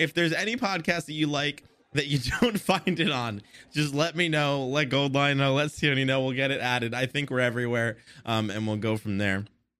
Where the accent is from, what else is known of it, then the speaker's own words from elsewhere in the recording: United States; I'm American